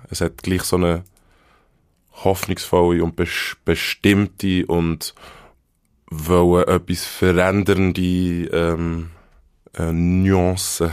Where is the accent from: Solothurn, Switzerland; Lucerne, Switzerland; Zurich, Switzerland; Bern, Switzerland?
Bern, Switzerland; accent: Bernese German; first language Bernese German; ich bin in Bern in einem Spital geboren